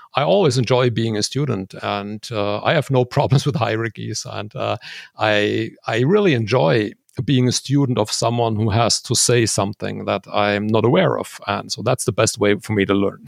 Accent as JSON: {"language": "English", "country": "Switzerland", "tie": "born or raised there", "said": "there's a high plateau near my hometown"}